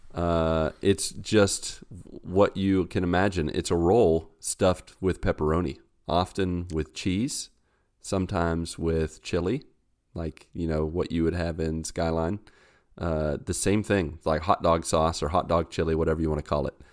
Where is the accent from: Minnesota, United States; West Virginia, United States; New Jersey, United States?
West Virginia, United States; Grafton; moved away as an adult; now in Brazil; I grew up with West Virginia ones